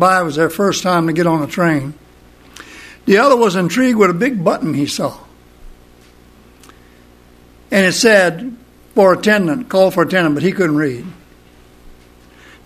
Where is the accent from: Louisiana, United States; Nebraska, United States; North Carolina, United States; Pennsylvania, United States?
Louisiana, United States; Cocodrilo; I'm from Cocodrilo, Louisiana